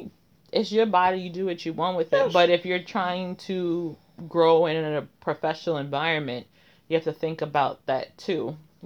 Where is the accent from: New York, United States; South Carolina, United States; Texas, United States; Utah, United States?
New York, United States; New York City; Like born and raised? Mm-hmm. Bronx.